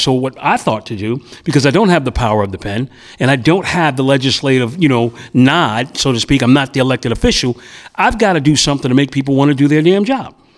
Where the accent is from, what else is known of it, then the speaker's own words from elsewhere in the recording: New York City, New York, United States; also born or lived in Bedford-Stuyvesant, Brooklyn; I moved into the Bed Stuy area from my hometown of Prospect Heights